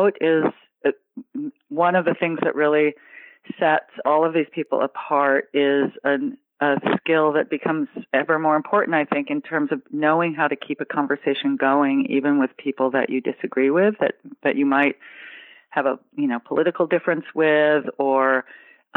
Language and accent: English; San Francisco Bay Area, California, United States; also born or lived in Winters, California; now in New York, United States; I grew up in the San Francisco Bay Area